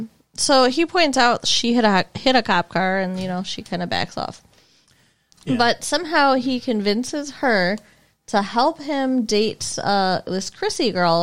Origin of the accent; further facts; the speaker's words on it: Michigan, United States; we're the most eastern and most northern part of the Midwest.